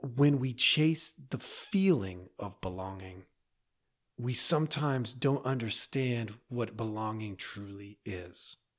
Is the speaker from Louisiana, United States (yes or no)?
no; Oregon, United States; I grew up in Oregon, in a little town